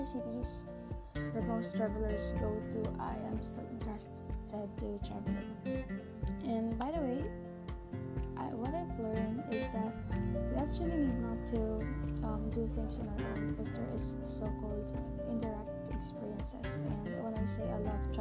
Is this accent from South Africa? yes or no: no; Masbate City, Bicol Region, Philippines; I'm from Masbate City.